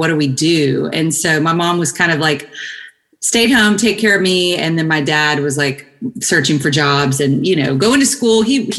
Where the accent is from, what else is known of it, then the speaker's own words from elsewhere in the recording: DeBerry, Texas, United States; also born or lived in Shreveport, Louisiana; now in Austin, United States; my dad's family lived on the Texas side. And okay. I was born there, but then I kind of grew up in an actually really, really, really tiny town, like 2,000 people, maybe.